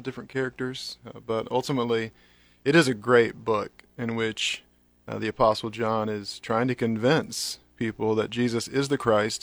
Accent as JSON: {"language": "English", "region": "North Carolina", "country": "United States", "tie": "born or raised there", "moved": "yes", "lives_now": "Lincoln, United States", "said": "I grew up in North Carolina"}